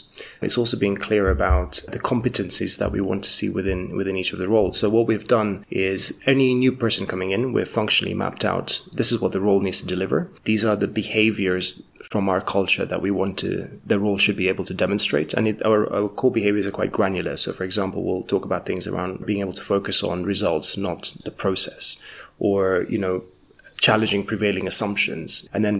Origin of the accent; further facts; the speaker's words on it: Kenya; also born or lived in United Kingdom; For me, you know, as a Kenyan, I hadn't worked in Kenya professionally, so I'd worked in the UK before.